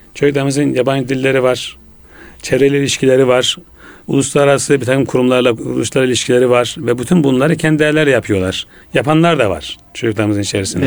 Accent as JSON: {"language": "Turkish", "town": "Ulubey", "region": "Ordu", "country": "Turkey", "tie": "born or raised there", "moved": "as an adult", "lives_now": "Istanbul, Turkey", "said": "ben 1961 senesinde Ordu'da doğdum. Ulubey Ohtamış köyünde. Ee, memleketimde ilkokul, ortaokul, liseyi bitirdikten sonra"}